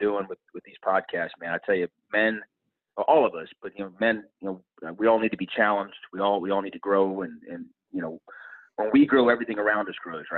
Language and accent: English; Dallas, Texas, United States; I was born and raised in Dallas, Texas